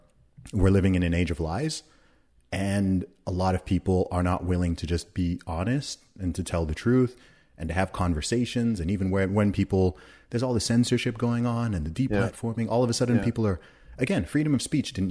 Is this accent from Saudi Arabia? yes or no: yes; Saudi Arabia; I mean, I grew up in Saudi Arabia.